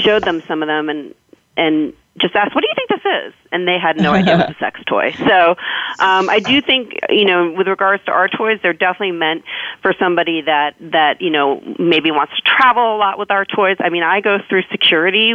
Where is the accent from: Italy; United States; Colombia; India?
United States; New York; growing up in New York